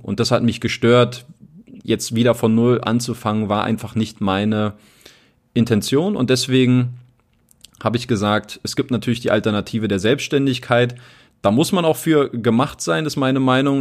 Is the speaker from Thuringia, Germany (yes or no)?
no; Berlin, Germany; moved away as an adult; also born or lived in Italy / England / Ilmenau; Ich komme aus Berlin. Ich bin in Berlin aufgewachsen